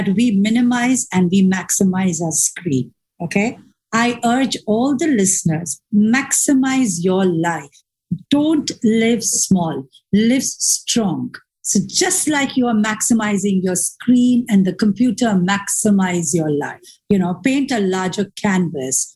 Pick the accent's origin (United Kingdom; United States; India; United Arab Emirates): United Arab Emirates; Dubai; I was from Dubai